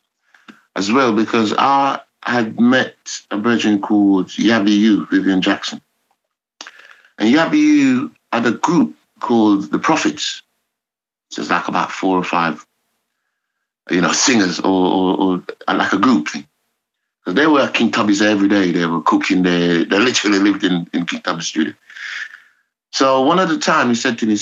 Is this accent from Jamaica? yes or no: yes; Kingston, Jamaica; I was born in Walton Park Road, in a kind of, not ghetto